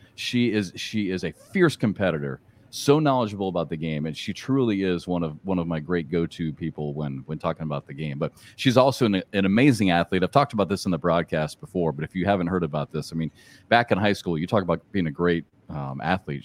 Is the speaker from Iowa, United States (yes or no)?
yes; Iowa, United States; I grew up in Iowa